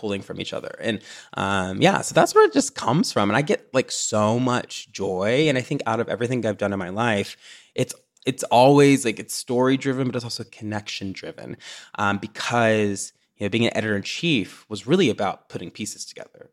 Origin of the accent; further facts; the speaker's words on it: Tennessee, United States; also born or lived in Chicago; now in Los Angeles, United States; growing up in the South